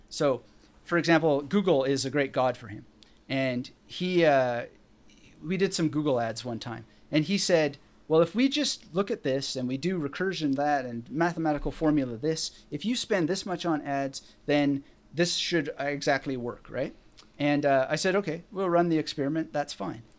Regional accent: British Columbia, Canada; I was born in British Columbia

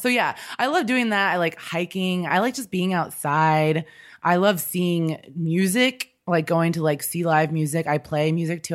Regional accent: Kansas City, United States; moved away as an adult; also born or lived in Chicago / Los Angeles / New York; I'm originally from Kansas City. I just grew up there and lived there for my life until I was out of school

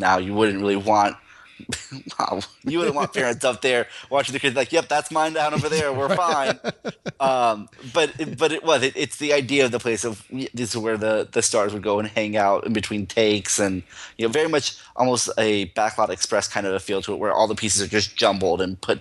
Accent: Central Florida, United States; moved away; I grew up in Central Florida, and I somehow moved away

